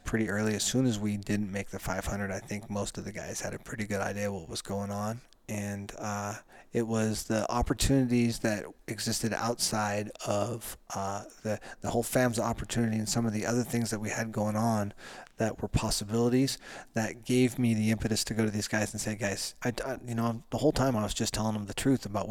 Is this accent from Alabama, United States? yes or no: no; Bend, Oregon, United States; Bend, Oregon's my hometown